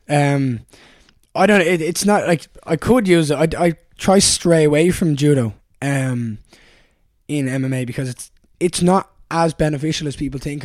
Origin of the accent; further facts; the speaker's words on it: Dublin, Leinster, Ireland; I grew up in Raheny